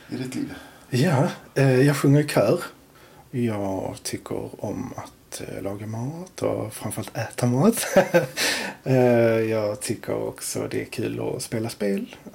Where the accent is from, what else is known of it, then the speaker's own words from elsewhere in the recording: Torekov, Skåne, Sweden; now in Landskrona, Sweden; Torekov från början. Eh, sen har jag flyttat runt en del och nu har jag hamnat i Landskrona.